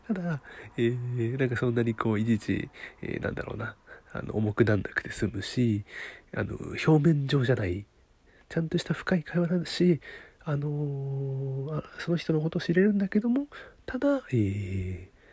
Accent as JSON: {"language": "Japanese", "region": "Niigata", "country": "Japan", "tie": "born or raised there", "said": "私、新潟のね、出身なんで、新潟の、あの、出身なんですよ"}